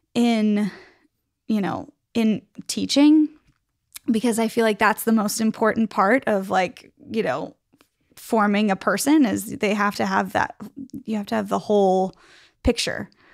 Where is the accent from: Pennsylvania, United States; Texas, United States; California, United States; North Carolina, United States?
Pennsylvania, United States; Pittsburgh; I am from Pittsburgh